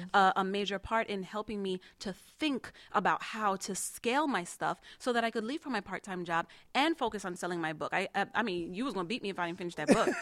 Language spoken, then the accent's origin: English; New York City, New York, United States; now in South Florida, United States; I'm from Queens